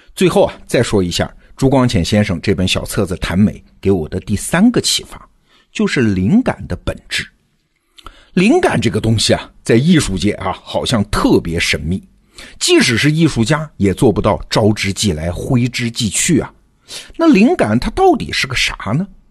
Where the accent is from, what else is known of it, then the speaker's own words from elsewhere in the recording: China; 我们中国人听到有人在说中文的时候，我们会立刻不可遏止的去理解这个中文当中的含义啊